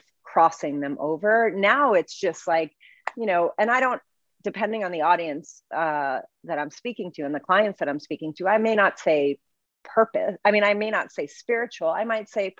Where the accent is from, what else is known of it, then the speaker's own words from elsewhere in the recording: New York City, New York, United States; I'm from the Bronx